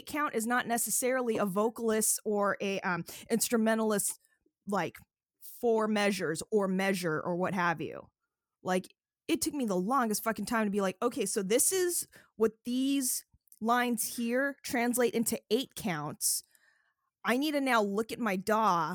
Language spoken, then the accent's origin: English; Renton, Washington, United States; I'm a rapper from Renton, Washington